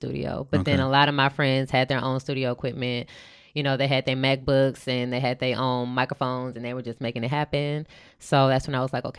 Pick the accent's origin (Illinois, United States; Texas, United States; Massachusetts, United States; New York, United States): Texas, United States; Houston; I'm from Houston, from the north side.